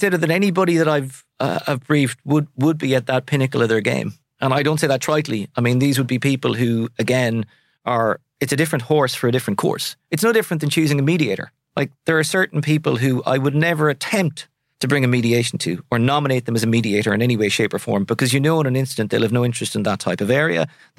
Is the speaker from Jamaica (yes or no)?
no; Sligo, Connacht, Ireland; I'm from Sligo. I'll always say, I mean, I'm hugely proud Sligo man. It'll always be home, but I'll never necessarily live there.